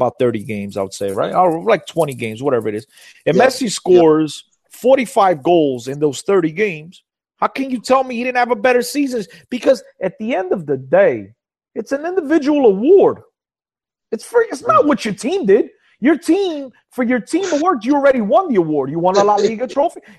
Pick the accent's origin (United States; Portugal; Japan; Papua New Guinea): Portugal; I'm Portuguese. I was born in Portugal